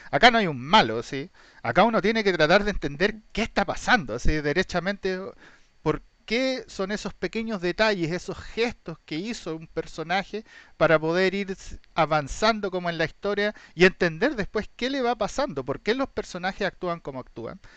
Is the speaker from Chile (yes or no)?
yes; Chile; somos chilenos